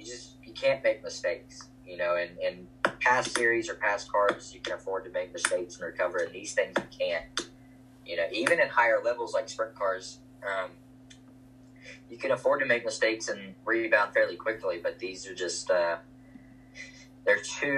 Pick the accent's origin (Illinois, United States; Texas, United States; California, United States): Texas, United States; Lubbock; Lubbock, which is my hometown